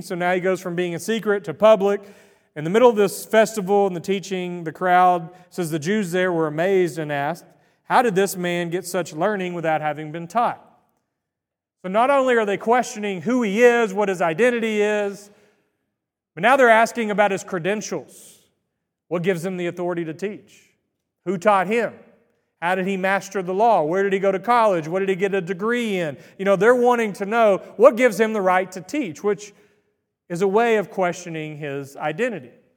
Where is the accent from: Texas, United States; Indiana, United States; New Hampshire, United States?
Texas, United States; Greenville; I was born and raised in Greenville, Texas